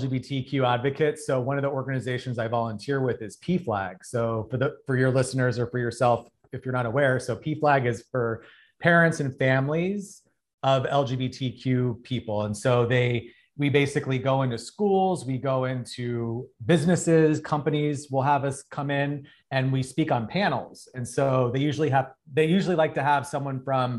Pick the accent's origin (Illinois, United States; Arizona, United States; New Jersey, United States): Arizona, United States; now in Los Angeles, United States; I'm from Arizona. So I live in Los Angeles, but I was home in Arizona visiting.